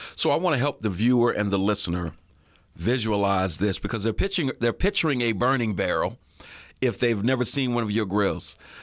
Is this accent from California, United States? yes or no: no; Erie, Pennsylvania, United States; also born or lived in Atlanta; I lived in Atlanta for about eleven years, but I'm born and raised in Erie